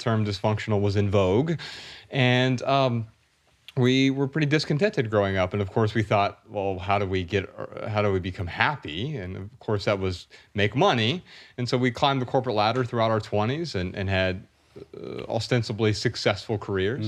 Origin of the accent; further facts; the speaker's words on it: Dayton, Ohio, United States; Ryan and I grew up really poor in Dayton, Ohio